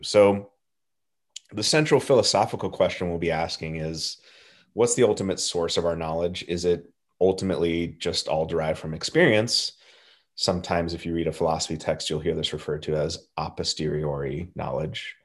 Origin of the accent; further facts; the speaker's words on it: Southern California, United States; I grew up in Southern California.